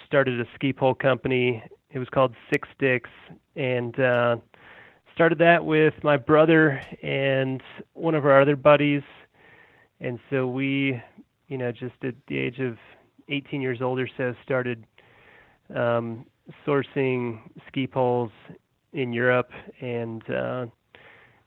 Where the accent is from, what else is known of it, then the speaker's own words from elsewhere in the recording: Colorado, United States; also born or lived in Massachusetts / Denver; I was born in Massachusetts, and my family's from New England, and my parents moved me and my brother out to Colorado when we were little kids, and I've been out here ever since